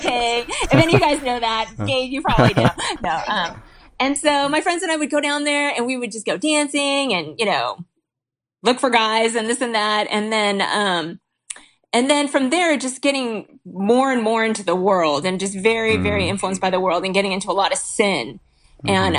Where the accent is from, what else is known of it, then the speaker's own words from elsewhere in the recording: Huntington Beach, California, United States; I grew up in Huntington Beach